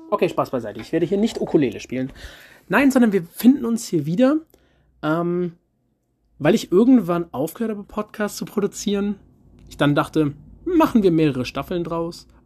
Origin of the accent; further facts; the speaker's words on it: Eifel, Germany; Und dann habe ich gehört, das aus der Eifel, wo ich herkomme und wo noch meine Familie wohnt, ist deutlich schlimmer getroffen wurde.